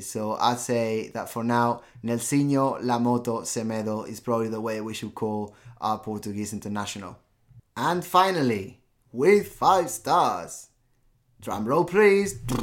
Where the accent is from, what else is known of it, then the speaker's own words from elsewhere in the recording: Barcelona, Catalonia, Spain; born in Barcelona